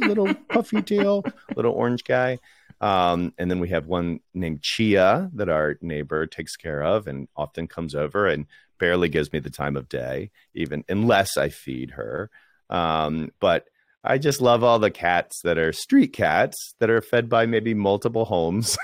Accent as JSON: {"language": "English", "town": "Washington", "region": "District of Columbia", "country": "United States", "tie": "born or raised there", "moved": "yes", "said": "I grew up in Washington, D C"}